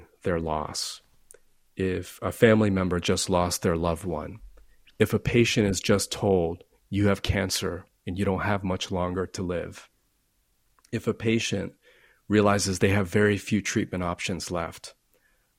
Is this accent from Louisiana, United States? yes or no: no; Florida, United States; I grew up in Florida, which is not always a friendly place.